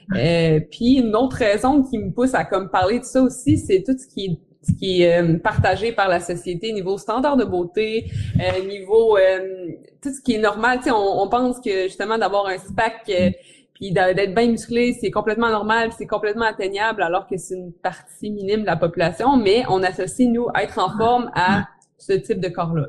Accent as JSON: {"language": "French", "town": "Quebec City", "region": "Quebec", "country": "Canada", "said": "je viens de Québec, Québec, Québec, la ville de Québec"}